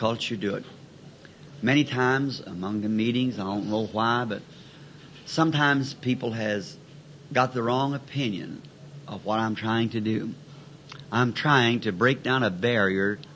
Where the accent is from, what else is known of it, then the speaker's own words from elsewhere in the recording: the South, United States; I'm a Southerner